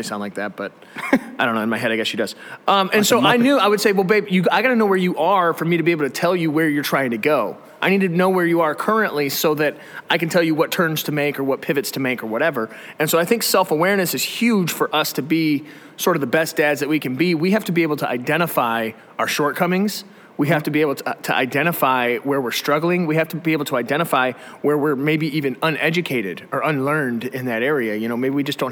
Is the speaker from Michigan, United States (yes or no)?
yes; Detroit, Michigan, United States; I'm from Metro Detroit my whole life